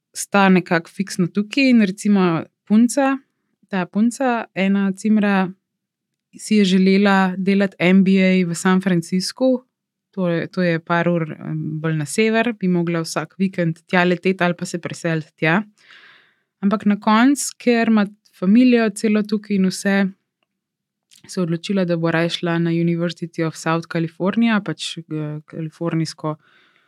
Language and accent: Slovenian; Slovenia; moved away as an adult; now in Los Angeles, United States; sem gledala iz Slovenije